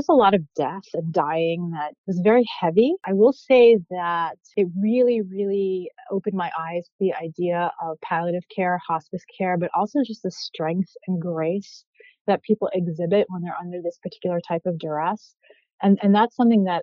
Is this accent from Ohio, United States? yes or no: no; New York City, New York, United States; moved away as an adult; also born or lived in Egypt; now in Philadelphia, United States; I grew up in New York City, which is always going to be home, even though I've been living in Philadelphia now going on 11 years